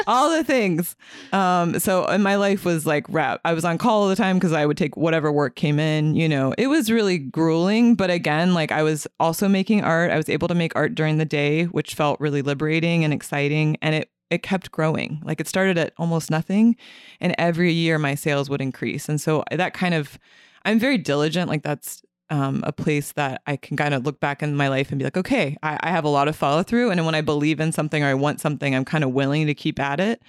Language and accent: English; Middletown, Ohio, United States; moved away as an adult; also born or lived in California; I'm from Middletown. I grew up in Middletown, and then I moved to California right after I finished my undergrad at U C, um, University of Cincinnati